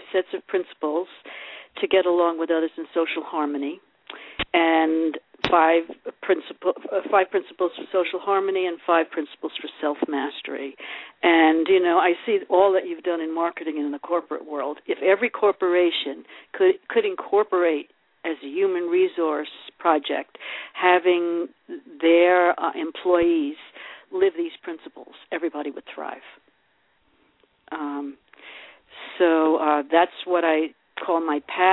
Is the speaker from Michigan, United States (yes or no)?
no; New York City, New York, United States; moved away as an adult; now in Sedona, United States; Growing up in the Bronx